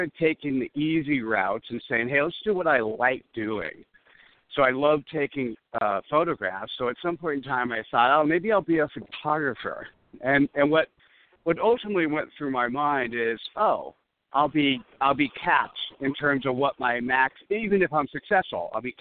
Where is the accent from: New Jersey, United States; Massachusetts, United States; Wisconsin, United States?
New Jersey, United States; also born or lived in Brooklyn, New York; I grew up on the East Coast, born in Brooklyn, raised in New Jersey